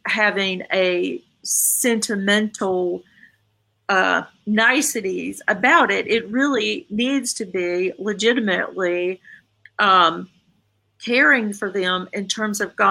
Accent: the South, United States; I'm from the South. You know, we say, yes, sir. We say, no, sir.

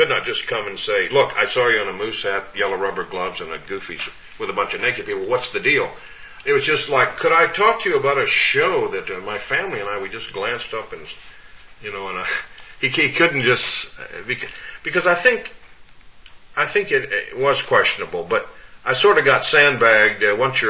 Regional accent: Orlando, Florida, United States; moved away; Orlando, Florida, my hometown

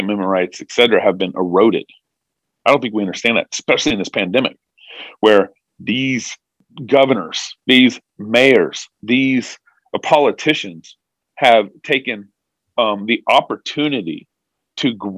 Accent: Texas, United States; moved away; also born or lived in California; I was born in Texas in 1979. We were in Tyler, Texas in 1981, 82, 83

